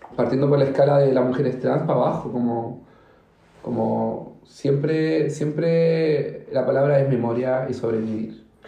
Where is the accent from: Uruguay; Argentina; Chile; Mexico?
Chile; also born or lived in Recoleta, Santiago; como chilena